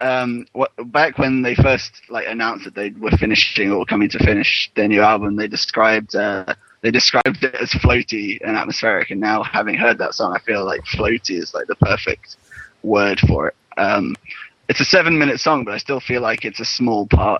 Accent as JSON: {"language": "English", "country": "United Kingdom", "tie": "born or raised there", "moved": "yes", "said": "I grew up in Britain."}